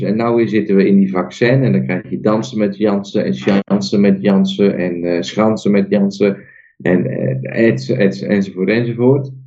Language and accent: Dutch; Netherlands; Ik ben nog steeds geboren in Nederland